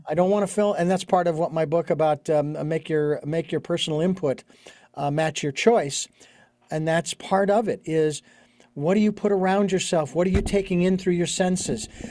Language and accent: English; Phoenix, Arizona, United States; moved away as an adult; Born and raised in Phoenix. I was, lived there for forty-six years